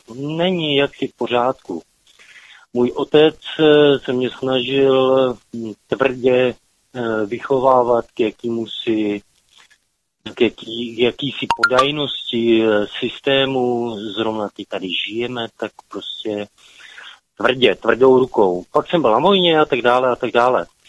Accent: Hronov, Hradec Králové Region, Czechia; moved away as an adult; now in Germany; jsem z Hronova

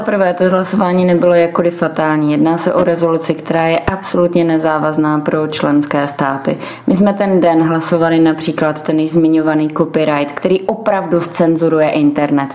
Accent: Czechia

